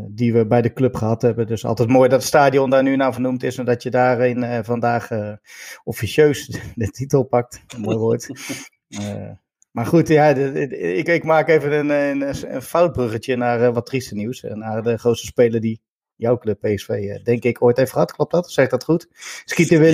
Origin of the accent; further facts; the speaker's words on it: Netherlands; als Nederlander volgde je die club wel eh, boven gemiddeld met al die Nederlanders